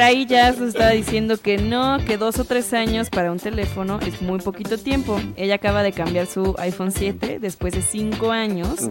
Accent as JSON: {"language": "Spanish", "town": "Guadalajara", "region": "Jalisco", "country": "Mexico", "said": "yo que soy de Guadalajara, de Jalisco"}